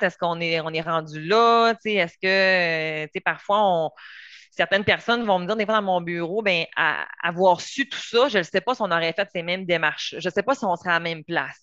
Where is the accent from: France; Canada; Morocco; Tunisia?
Canada; Quebec; moved away as an adult; also born or lived in Montreal; moi, je viens du Saguenay, Lac-Saint-Jean.